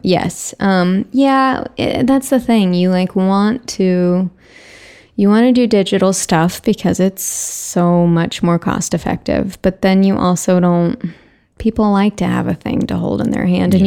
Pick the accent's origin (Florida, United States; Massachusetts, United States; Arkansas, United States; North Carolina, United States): Arkansas, United States; moved away as an adult; now in Los Angeles, United States; I'm from Arkansas originally. I came to USC and have lived in Los Angeles ever since